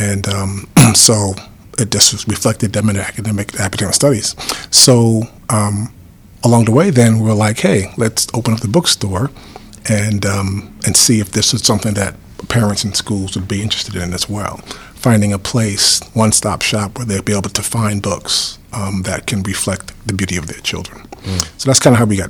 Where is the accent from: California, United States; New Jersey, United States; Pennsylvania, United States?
New Jersey, United States; moved away as an adult; also born or lived in Teaneck / Montclair; we're actually from New Jersey.